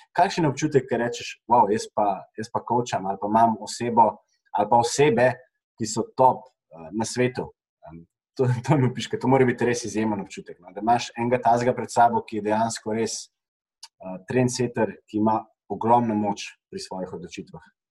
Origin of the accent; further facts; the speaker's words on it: Slovenia; smo Slovenci